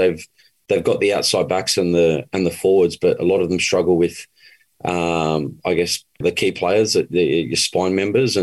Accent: Australia; we're born and raised in Australia, the most of us, and I was

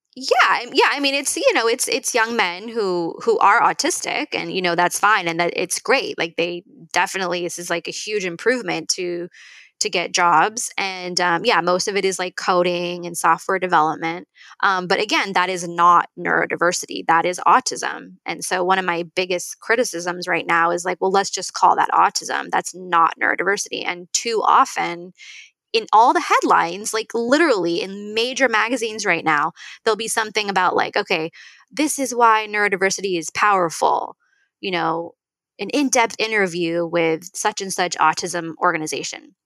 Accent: Northern California, United States; I'm like from Northern California

